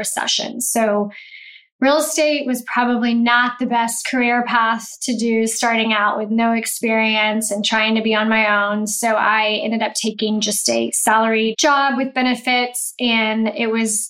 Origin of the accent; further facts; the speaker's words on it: Houston, Texas, United States; also born or lived in Baton Rouge, Louisiana; I grew up in Houston and I left to go to college. I went to Baton Rouge